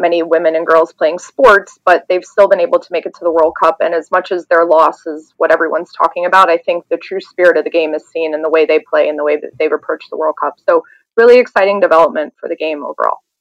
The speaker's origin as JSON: {"language": "English", "region": "the South", "country": "United States", "moved": "yes", "lives_now": "Wilmette, United States", "said": "I'm originally from the South"}